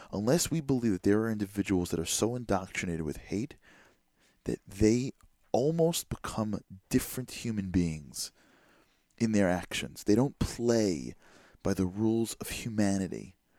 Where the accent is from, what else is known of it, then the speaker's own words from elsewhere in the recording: United States; as an American